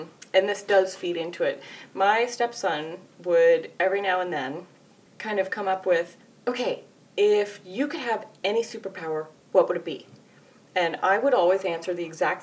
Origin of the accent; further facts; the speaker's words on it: Canada; I'm Canadian